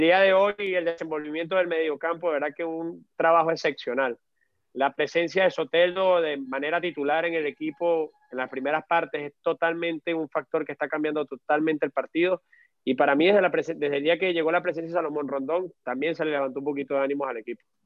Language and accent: Spanish; Venezuela; como venezolano tengo bastante fe